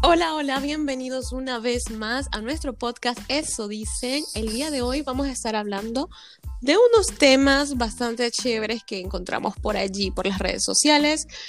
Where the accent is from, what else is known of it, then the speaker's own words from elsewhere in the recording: Venezuela; now in France; nuestra cultura venezolana o latina